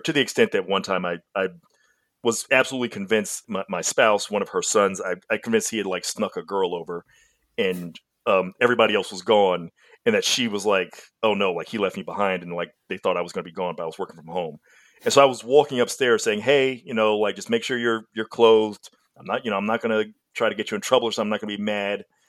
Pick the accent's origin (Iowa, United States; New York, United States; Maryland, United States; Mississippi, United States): Mississippi, United States; now in Texas, United States; I grew up in Mississippi in the South